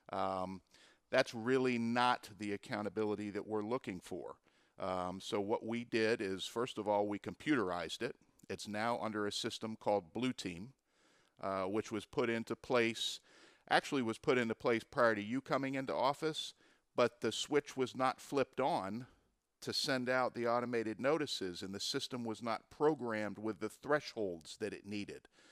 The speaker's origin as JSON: {"language": "English", "town": "Pompano Beach", "region": "Florida", "country": "United States", "tie": "born or raised there", "said": "the city of Pompano Beach, which is my hometown where I grew up"}